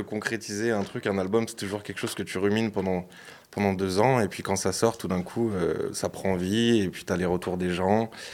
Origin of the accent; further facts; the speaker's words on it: Lyon, Auvergne-Rhône-Alpes, France; je suis de Lyon